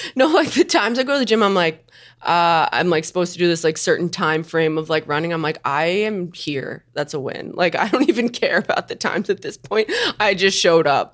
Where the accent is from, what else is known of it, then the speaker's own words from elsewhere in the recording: Long Island, New York, United States; I grew up on Long Island